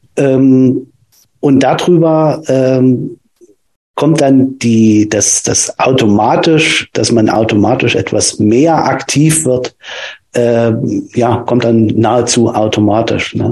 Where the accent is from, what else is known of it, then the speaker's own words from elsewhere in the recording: Nordhausen, Thuringia, Germany; Ich komme ähm, aus Thüringen, aus äh, Nordhausen